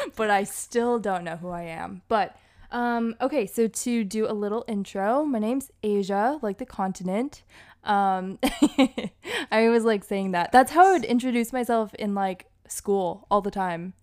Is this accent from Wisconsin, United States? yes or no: no; Hawaii, Massachusetts, United States; also born or lived in Boston, Massachusetts; I was born in the burbs of Massachusetts, and I grew up partially in Massachusetts, but I also grew up in Hawaii